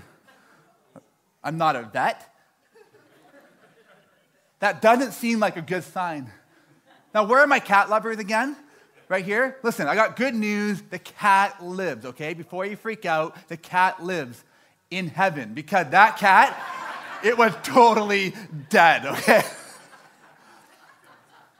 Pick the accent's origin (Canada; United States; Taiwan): Canada; Toronto, Ontario; moved away; I'm from Toronto